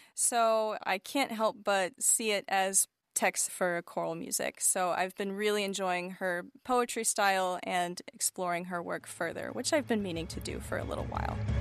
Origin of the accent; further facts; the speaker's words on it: United States; I am an American composer of choral, vocal, and chamber music